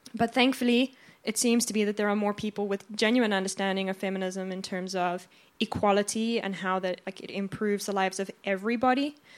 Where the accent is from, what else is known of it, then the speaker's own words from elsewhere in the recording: South Africa; also born or lived in Australia / Finland; now in Sweden; I'm originally from South Africa, but I've lived in Australia, Finland, and now in Sweden.